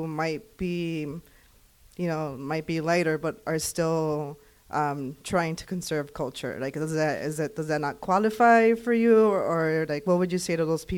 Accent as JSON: {"language": "English", "town": "Chicago", "region": "Illinois", "country": "United States", "said": "I'm an artist and educator from Chicago. I'm from Pilsen"}